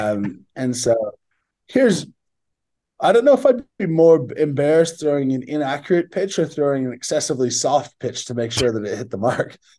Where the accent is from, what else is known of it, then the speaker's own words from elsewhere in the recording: Barrie, Ontario, Canada; moved away as an adult; also born or lived in Sydney, Australia; living in my hometown